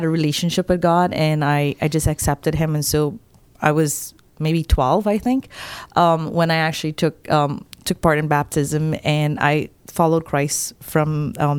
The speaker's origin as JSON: {"language": "English", "country": "Guyana", "tie": "born or raised there", "said": "I grew up in Guyana, which is the only English-speaking country in South America. I grew up in a very small village"}